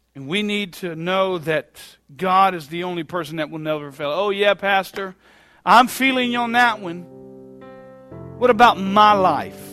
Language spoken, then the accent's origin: English; Bluffton, United States; we're from Bluffton